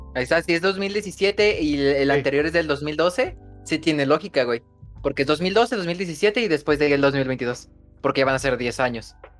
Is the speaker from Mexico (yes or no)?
yes; central Mexico, Mexico; yo soy de México, eh, más precisamente del centro de México